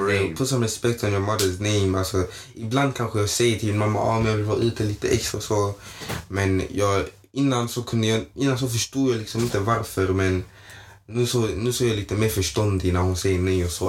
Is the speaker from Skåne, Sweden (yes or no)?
yes; Malmö, Skåne, Sweden; jag är uppväxt i Nydala i Malmö